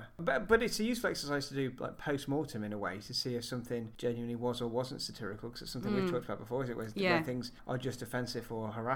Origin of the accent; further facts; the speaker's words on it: United Kingdom; as British viewers